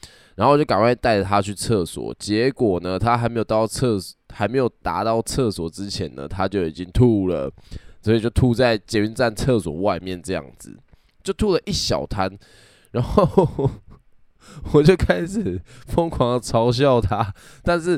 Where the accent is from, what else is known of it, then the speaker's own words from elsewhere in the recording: Kaohsiung, Taiwan; 那因为我本身是高雄人，所以呢，那个时候我们就是去高雄的热炒店喝酒。